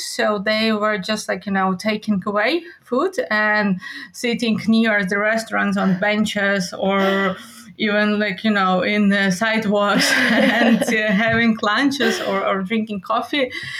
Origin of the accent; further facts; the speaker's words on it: Lviv, Lviv Oblast, Ukraine; English is a second language; moved away as an adult; now in Poland; Yeah, Lviv is amazing. So it's my hometown.